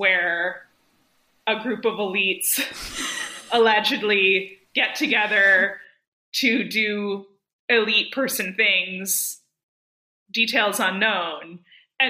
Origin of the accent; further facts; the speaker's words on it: Berkeley, California, United States; I grew up in Berkeley